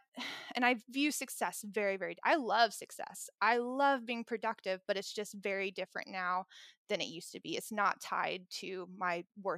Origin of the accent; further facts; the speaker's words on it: Tennessee, United States; Anyway, so I grew up in Tennessee, and I come from a family where my dad is a doctor